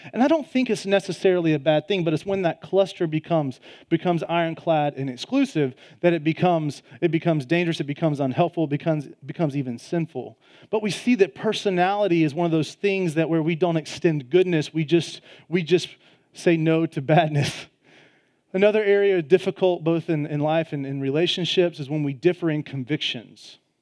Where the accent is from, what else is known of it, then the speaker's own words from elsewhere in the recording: Georgia, United States; I'm from Georgia, Southeastern Conference, Georgia Bulldog fan